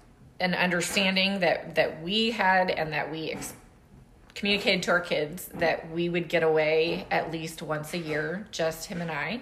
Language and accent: English; the South, United States; I'm from the South. I grew up in the Army.